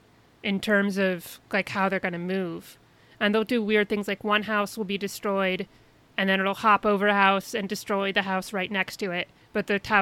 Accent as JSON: {"language": "English", "region": "Indiana", "country": "United States", "tie": "born or raised there", "said": "I spent a lot of time in basements as a kid because I grew up in Indiana."}